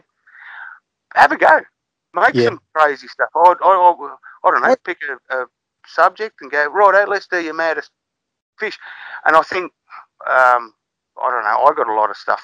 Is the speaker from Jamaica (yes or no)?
no; Victoria, Australia; When I was a little kid growing up in Victoria